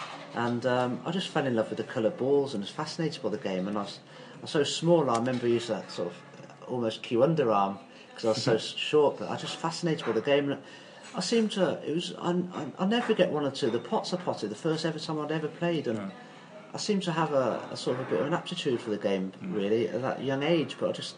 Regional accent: Coventry, West Midlands, United Kingdom; now in Wales, United Kingdom; So I grew up in Browns Lane near the Jaguar factory

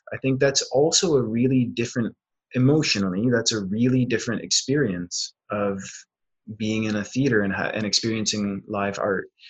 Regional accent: Ontario, Canada; also born or lived in Fredericton, New Brunswick; now in Winnipeg, Canada; from ontario and before this i was just about four years in new brunswick

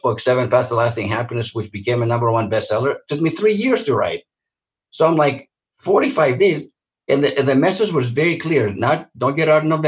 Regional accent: Santa Monica, California, United States; also born or lived in Greece; I'm Greek by birth, but I grew up in Santa Monica, a beautiful seaside resort outside

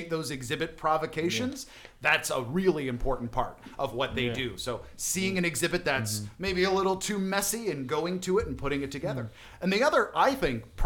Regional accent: outside of Pittsburgh, Pennsylvania, United States; moved away; also born or lived in Naperville, Illinois; I grew up outside of Pittsburgh

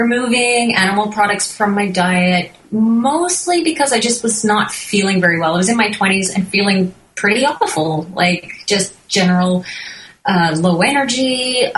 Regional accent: Newfoundland and Labrador, Canada; moved away as an adult; now in British Columbia, Canada; We grew up on the East Coast of Canada, as far east as you can go in Newfoundland

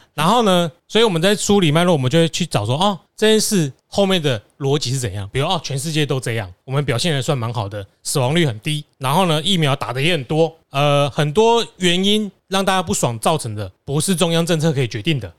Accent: Taiwan; 包括我们台湾人也可以啦

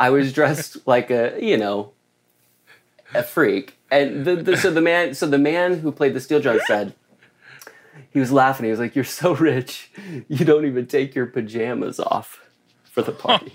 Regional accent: Oklahoma, United States; now in Southern California, United States; I grew up in Oklahoma

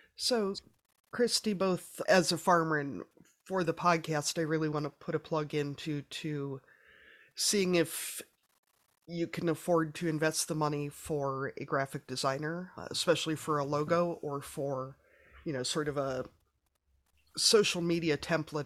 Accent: Midwest, United States; I'm a Midwesterner

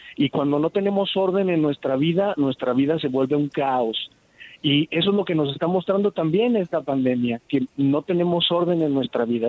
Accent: Mexico; Nosotros como mexicanos somos eh, gente que reacciona rápido en el caos

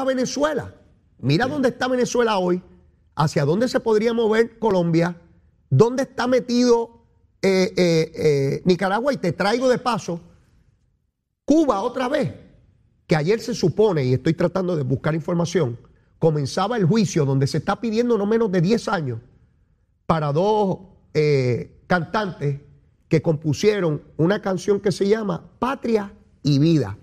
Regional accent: Puerto Rico; Yo soy caribeño y latinoamericano, eso y ciudadano americano, todas esas cosas yo soy.

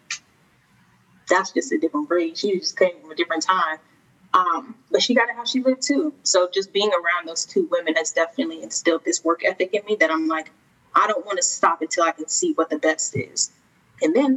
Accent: Phoenix, Arizona, United States; moved away as an adult; now in Atlanta, United States; Born and raised in Phoenix, Arizona

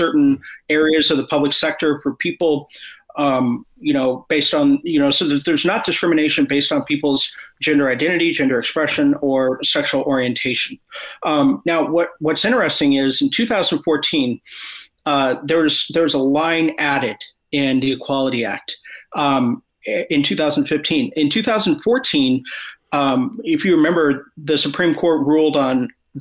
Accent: Kansas City, Missouri, United States; also born or lived in Columbia, Missouri; I was raised in Columbia, Missouri, in Kansas City.

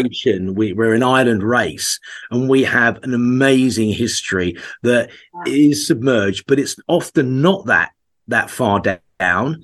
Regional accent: Essex, East of England, United Kingdom; also born or lived in Norfolk; that's where all my family are from, even though I grew up in Essex.

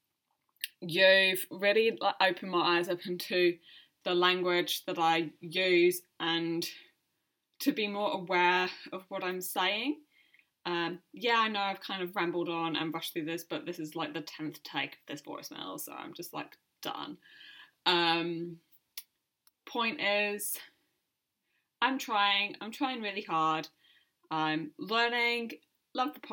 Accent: United Kingdom; moved away as an adult; now in New Zealand; I'm a British woman living in New Zealand. I have been for the last 5 years

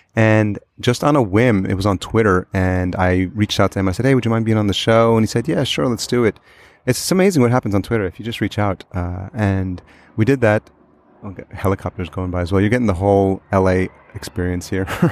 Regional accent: El Salvador; we're both from El Salvador

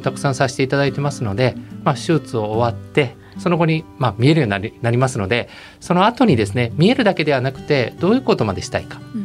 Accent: Osaka, Japan; 生粋の大阪人ですので

